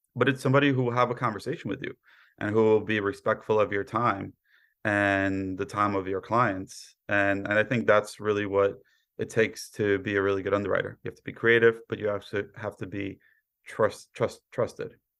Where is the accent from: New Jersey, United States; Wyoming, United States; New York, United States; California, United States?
New York, United States; New York City; also born or lived in Poland / Queens; I was born in Poland, raised in Brooklyn